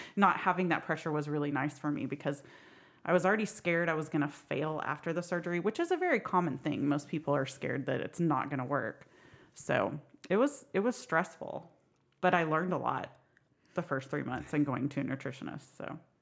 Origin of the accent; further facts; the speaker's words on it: Sperry, Oklahoma, United States; I am from Sperry, Oklahoma